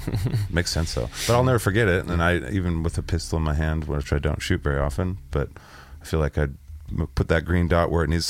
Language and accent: English; Boise, Idaho, United States; now in Washington, United States; I was born in Boise, bro.